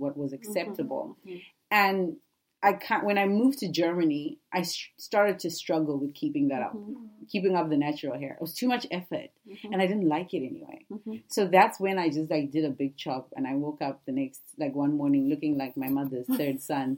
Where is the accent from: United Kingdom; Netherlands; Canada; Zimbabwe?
Zimbabwe; I grew up in Zimbabwe